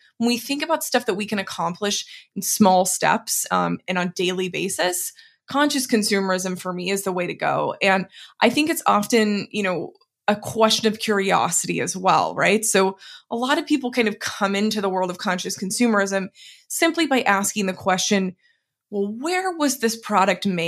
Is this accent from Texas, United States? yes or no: yes; Dallas, Texas, United States; now in West Coast, United States; I'm originally from Dallas, Texas